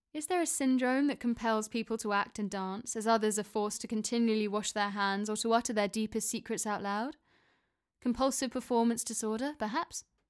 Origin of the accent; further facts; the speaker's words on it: Oxford, South East England, United Kingdom; my hometown of Oxford